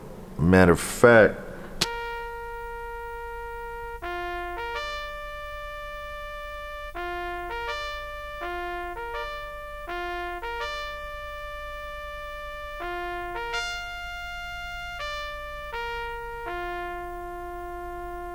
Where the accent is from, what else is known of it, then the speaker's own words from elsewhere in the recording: Ohio, United States; also born or lived in Coral Springs, Florida; growing up in Ohio, we're in the middle of everything